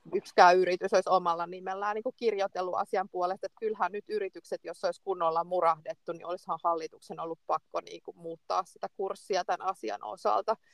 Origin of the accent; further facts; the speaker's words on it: Finland; olen, olen Suomesta